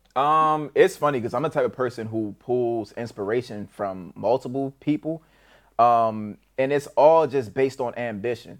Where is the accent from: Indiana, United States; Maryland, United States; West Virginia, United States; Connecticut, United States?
Maryland, United States; Baltimore; also born or lived in Edgewood, Maryland; I was born in Baltimore City, but I did some bouncing, uh, back and forth through the Baltimore County, Baltimore City